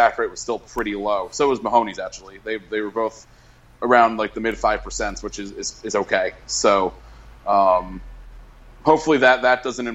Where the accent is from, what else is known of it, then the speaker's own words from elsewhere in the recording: Connecticut, United States; my home state